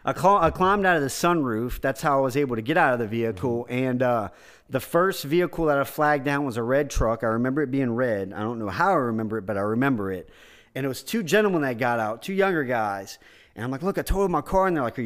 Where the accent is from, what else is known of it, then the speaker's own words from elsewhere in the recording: Houma, Louisiana, United States; And I ended up going back to Houma, my hometown.